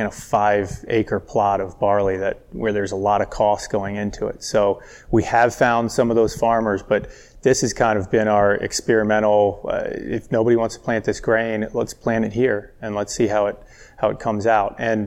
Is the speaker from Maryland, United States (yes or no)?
yes; College Park, Maryland, United States; born or raised there; now in Howard County, United States